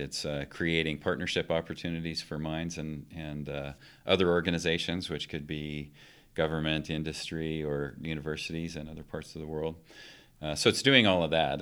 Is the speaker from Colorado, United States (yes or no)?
yes; Palisade, Colorado, United States; moved away as an adult; also born or lived in Boise, Idaho; now in Golden, Colorado, United States; I grew up in Colorado